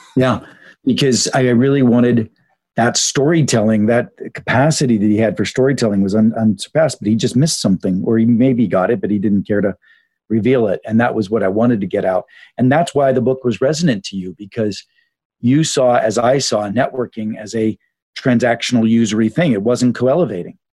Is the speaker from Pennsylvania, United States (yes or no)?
yes; Pittsburgh, Pennsylvania, United States; I grew up in Pittsburgh back in the 70s